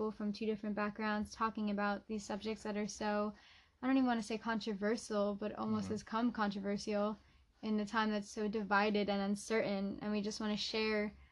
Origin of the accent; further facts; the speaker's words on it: New Jersey, United States; I'm 23. I'm from New Jersey, and I'm white